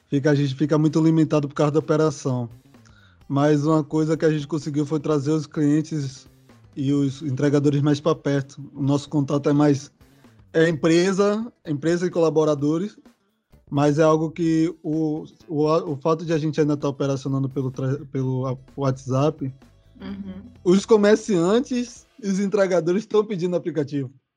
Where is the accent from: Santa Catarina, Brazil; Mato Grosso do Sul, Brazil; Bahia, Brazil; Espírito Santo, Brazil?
Bahia, Brazil; Salvador; Eu sou aqui de São Caetano, a região mais central de Salvador